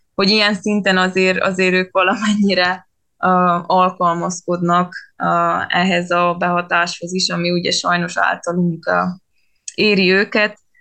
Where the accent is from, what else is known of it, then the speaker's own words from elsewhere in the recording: Vargyas Gorge, Transylvania, Covasna County, Romania; az a Vargyas szoros lenne, és ott a Vargyas patak, tehát tényleg én nagyjából ott nőttem fel